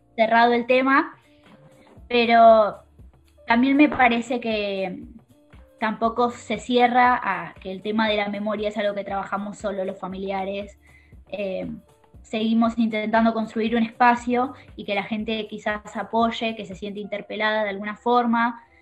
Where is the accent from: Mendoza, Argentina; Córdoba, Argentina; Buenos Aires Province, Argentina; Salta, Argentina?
Buenos Aires Province, Argentina; La Plata; Yo soy de La Plata